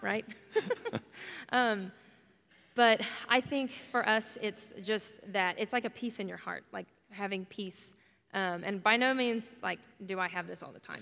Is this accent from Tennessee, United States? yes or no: no; Oklahoma, United States; I'm from Oklahoma, born and raised